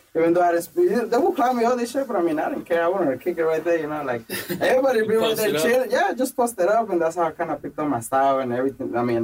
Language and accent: English; Los Angeles, California, United States; I grew up in MacArthur Park, that's actually where I grew up, in Aiden Westlake, and the neighborhood.